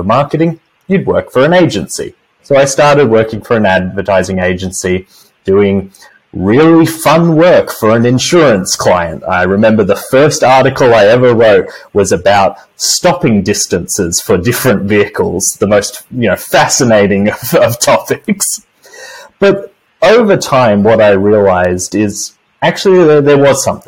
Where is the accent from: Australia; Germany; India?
Australia; moved away as an adult; now in United States; in Australia, my home country